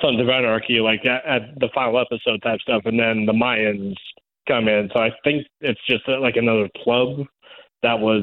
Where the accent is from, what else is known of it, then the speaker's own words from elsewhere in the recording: Reno, Nevada, United States; here in my hometown